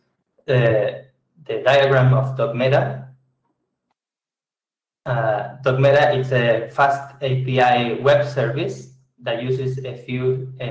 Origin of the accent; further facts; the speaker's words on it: Argentina; I'm from Argentina.